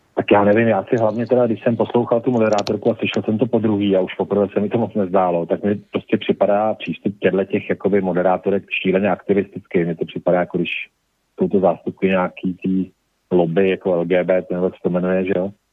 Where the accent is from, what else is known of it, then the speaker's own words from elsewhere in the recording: Prague, Czechia; je to moje rodné město